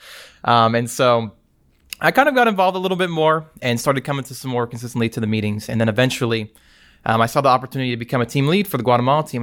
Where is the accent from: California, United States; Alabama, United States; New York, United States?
Alabama, United States; Prattville; I am from Prattville, Alabama